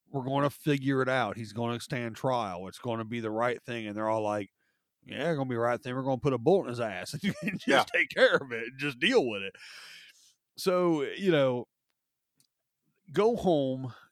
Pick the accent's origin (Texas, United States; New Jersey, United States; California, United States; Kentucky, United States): Kentucky, United States; Oh, I, uh, Northern Kentucky, Cincinnati, Columbus ish.